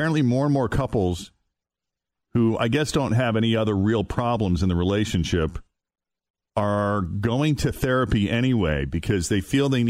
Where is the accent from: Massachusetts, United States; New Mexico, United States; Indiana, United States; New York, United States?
Massachusetts, United States; Boston; moved away as an adult; now in Cincinnati, United States; I'm originally from Boston, and I've lived here for 16 years